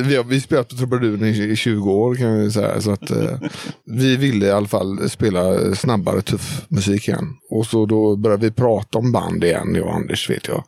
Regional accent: Hönö, Västra Götaland, Sweden; jag spelar gitarr. Och kommer från Hörne

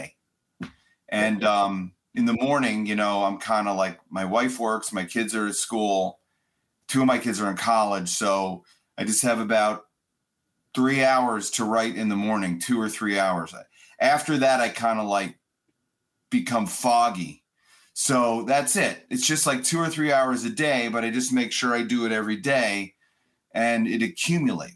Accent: suburbs of Chicago, Illinois, United States; I grew up in Chicagoland, suburbs of Chicago

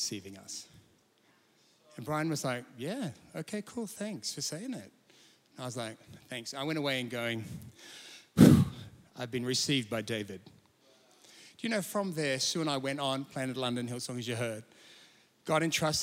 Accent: Sydney, New South Wales, Australia; moved away as an adult; now in Perth, Australia; I'm from Sydney originally, less Sydney, I was about 30. I'm in Perth

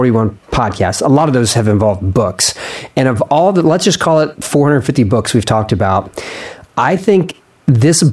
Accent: Philadelphia, Pennsylvania, United States; I'm from Philadelphia

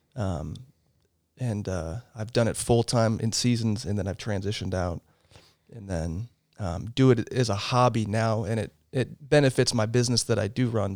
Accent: Portland, Oregon, United States; moved away; I grew up in Southeast Portland. Um, lived there, uh, until I was nineteen

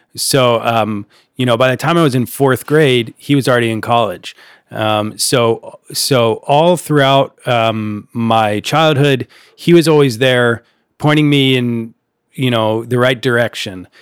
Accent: Upper Darby, Pennsylvania, United States; my hometown of Upper Darby, Pennsylvania, outside of Philadelphia

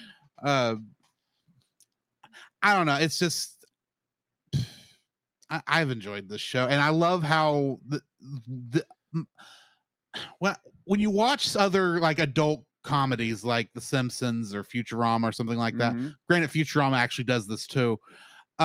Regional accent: Texas, United States; as a Texan

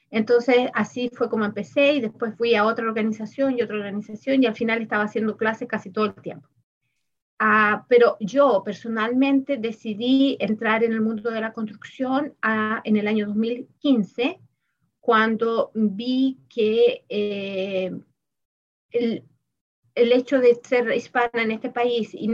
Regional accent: Chile; moved away as an adult; also born or lived in Germany; now in United States; Yo ah, estudié en mi país, en Chile, y eh, trabajé en Alemania y trabajé, eh, bueno, acá en Estados Unidos estoy trabajando también.

